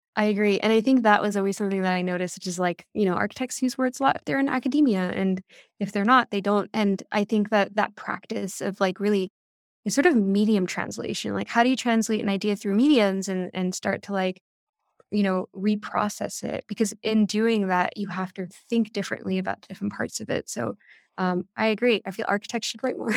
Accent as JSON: {"language": "English", "town": "New York City", "region": "New York", "country": "United States", "tie": "born or raised there", "said": "I grew up in New York"}